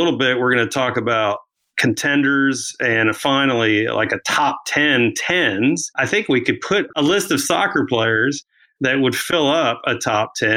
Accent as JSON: {"language": "English", "region": "Florida", "country": "United States", "tie": "born or raised there", "moved": "yes", "lives_now": "Dallas, United States", "said": "I grew up in Florida"}